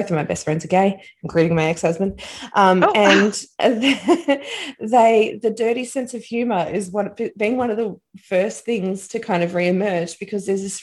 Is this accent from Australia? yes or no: yes; Australia; we're Australian, we're an island nation